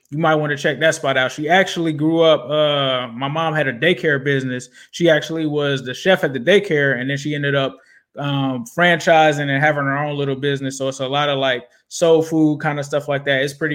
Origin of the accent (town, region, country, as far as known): Cincinnati, Ohio, United States; born or raised there